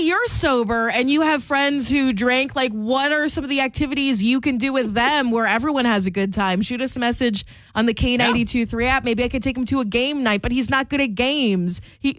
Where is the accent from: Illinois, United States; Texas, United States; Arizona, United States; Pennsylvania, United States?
Pennsylvania, United States; moved away; We're both from Pennsylvania.